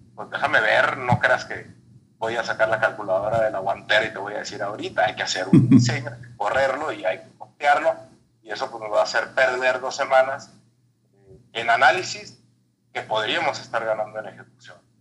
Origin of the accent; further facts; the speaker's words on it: Mexicali, Baja California, Mexico; also born or lived in Torreón; Yo voy del desierto, yo nací en Mexicali, aquí hay años en los que llueve